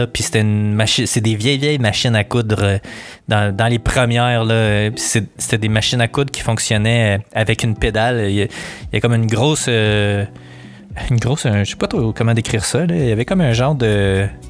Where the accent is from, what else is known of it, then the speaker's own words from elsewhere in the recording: Montreal, Quebec, Canada; je suis natif de Montréal